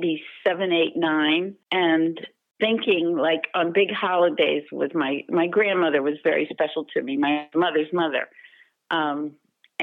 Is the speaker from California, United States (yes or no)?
no; Tampa, Florida, United States; moved away as an adult; now in Scottsdale, United States; I grew up in Tampa, Florida